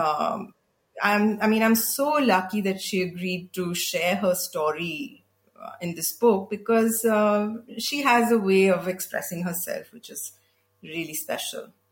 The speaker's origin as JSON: {"language": "English", "area": "the South", "region": "South India", "country": "India", "tie": "born or raised there", "said": "I grew up in the South"}